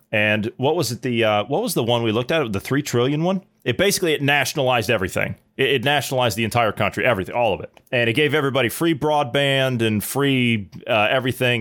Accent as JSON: {"language": "English", "region": "Ohio", "country": "United States", "said": "I'm from Ohio."}